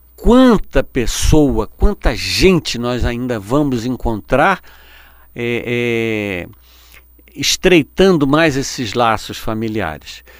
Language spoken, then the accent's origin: Portuguese; Rio de Janeiro, Brazil; eu nasci aqui no Rio de Janeiro